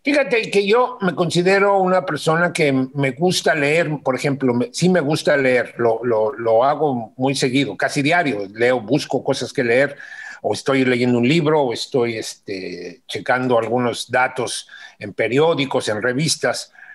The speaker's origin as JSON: {"language": "Spanish", "region": "Mexico City", "country": "Mexico", "tie": "born or raised there", "said": "cuando los Juegos Olímpicos iban a ser en mi ciudad, ya ni siquiera en mi país, en mi ciudad"}